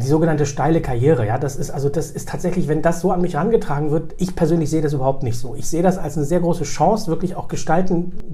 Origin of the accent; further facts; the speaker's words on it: Bremen, Germany; also born or lived in Karlovy Vary, Czech Republic / Berlin, Germany; Ich bin äh, in Bremen aufgewachsen, habe sozusagen die zentralen Stationen meiner Kindheit und Jugend hier verbracht